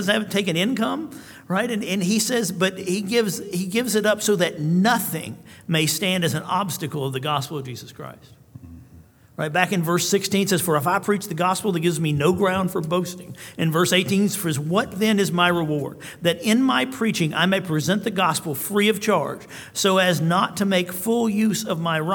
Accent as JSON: {"language": "English", "town": "Tullahoma", "region": "Tennessee", "country": "United States", "said": "I'm from Tullahoma, which is a small town in Tennessee"}